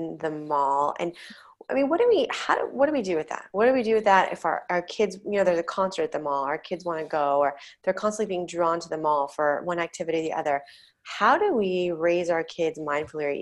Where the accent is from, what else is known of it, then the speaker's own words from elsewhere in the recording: United States; growing up in the United States and, you know, having a television in the home